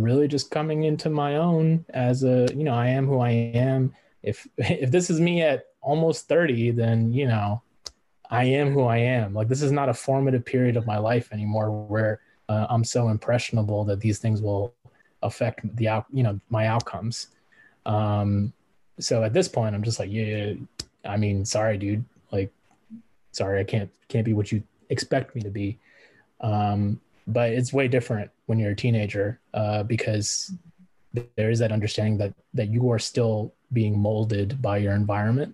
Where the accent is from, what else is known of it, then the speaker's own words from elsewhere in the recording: United States; accent: American; speak Punjabi with an American accent? So what if I live in a country that doesn't always respect my ethnic background? I'm still American